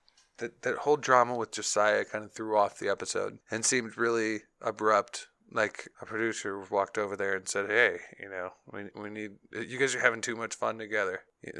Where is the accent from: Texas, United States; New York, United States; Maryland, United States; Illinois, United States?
Illinois, United States; Chicago; I grew up in Chicago, where it's flatter than a pool table, and there's no mountains anywhere.